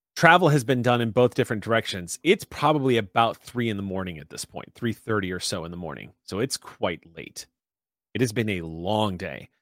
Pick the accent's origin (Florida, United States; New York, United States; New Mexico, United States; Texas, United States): Texas, United States; San Antonio; moved away; I miss my hometown so much